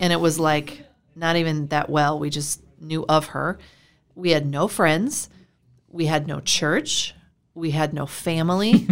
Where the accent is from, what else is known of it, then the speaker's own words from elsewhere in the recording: Iowa, United States; moved away as an adult; also born or lived in Florida; I'm from Iowa.